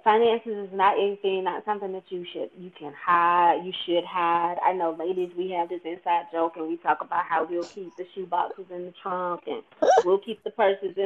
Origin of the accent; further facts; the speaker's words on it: rural Georgia town, United States; moved away as an adult; he worked in factories in my hometown